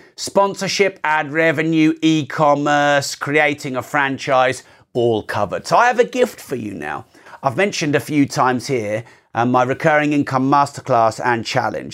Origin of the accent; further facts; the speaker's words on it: United Kingdom; I'm very British